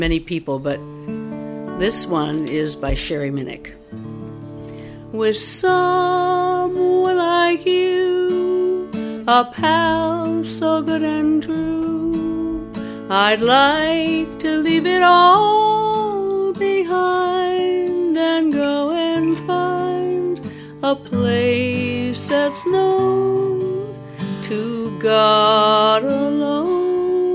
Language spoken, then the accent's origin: English; Rhinelander, Wisconsin, United States; also born or lived in Madison, Wisconsin; now in Twin Cities, United States; With the Debonairs in Rhinelander, Wisconsin, that's where I grew up. I was born in Madison, but at the age of 4, I moved to Rhinelander.